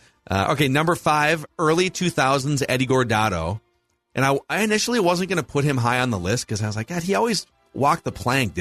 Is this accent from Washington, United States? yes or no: no; Minnesota, United States; accent: Minnesota; as I say in my Minnesota accent.